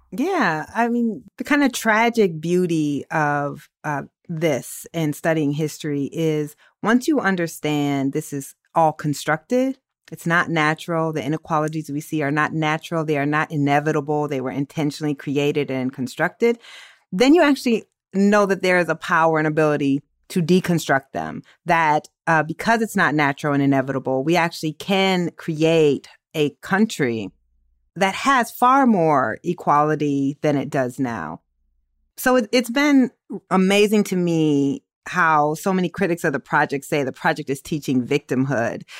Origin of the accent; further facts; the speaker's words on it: Waterloo, Iowa, United States; I'm from Waterloo